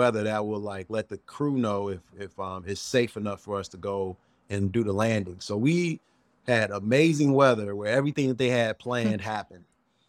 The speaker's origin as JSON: {"language": "English", "town": "Chicago", "region": "Illinois", "country": "United States", "said": "I let them know I'm from the South Side of Chicago."}